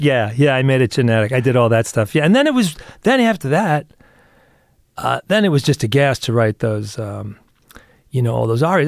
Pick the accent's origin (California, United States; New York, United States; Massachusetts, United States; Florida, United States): New York, United States; now in Los Angeles, United States; I was born in New York, and, uh, my father was, did exactly what I do.